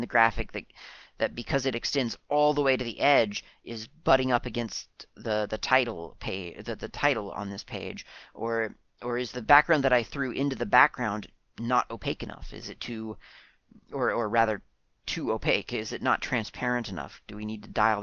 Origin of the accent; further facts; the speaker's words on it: United States; now in New Zealand; Being an American